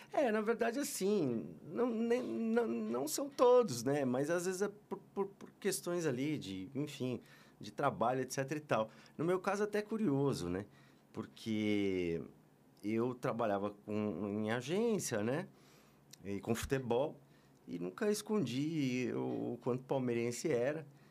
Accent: Osasco, São Paulo, Brazil; Sou de São Paulo, sou de São Paulo. Eu sou nato de Osasco, cidade de, de louco

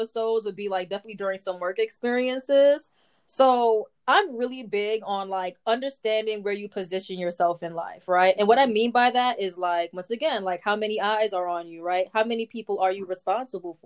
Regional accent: New York City, New York, United States; I'm from the Bronx

